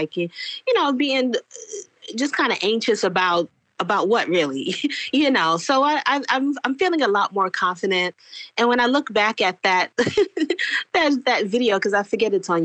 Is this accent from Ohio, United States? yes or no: no; New York City, New York, United States; I grew up in New York City. And New York City is, you know, what they used to call a melting pot. And then it was a salad bowl. But, you know, New York City, specifically where I grew up in Brooklyn